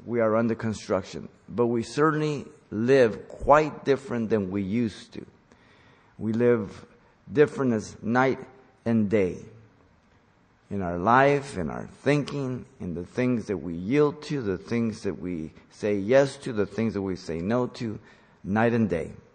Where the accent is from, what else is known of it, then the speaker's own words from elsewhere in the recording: Mexico; moved away; I grew up in Mexico